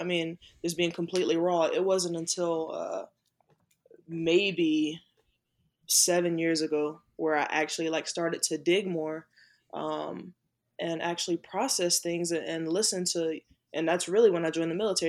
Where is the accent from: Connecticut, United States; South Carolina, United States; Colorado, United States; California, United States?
South Carolina, United States; Manning; growing up in South Carolina, in that Confederate state